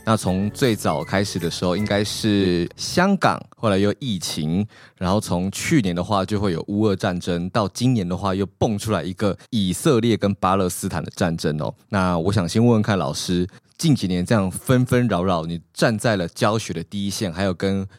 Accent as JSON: {"language": "Chinese", "country": "Taiwan", "said": "每天生活还是这样子过啊，然后我台湾人，你不管白天晚上走在路上也都很安全。"}